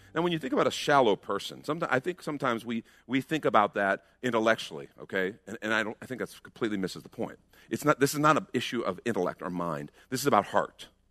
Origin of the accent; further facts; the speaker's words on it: United States; We're American Christians